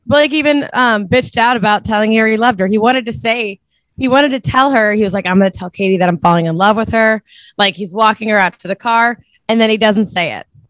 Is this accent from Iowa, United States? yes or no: no; Cincinnati, Ohio, United States; now in New York, United States; I'm from Cincinnati